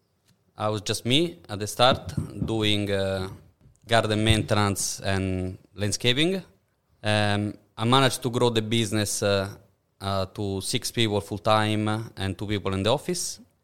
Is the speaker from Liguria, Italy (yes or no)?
no; Rome, Lazio, Italy; now in Perth, Australia; I'm from Rome.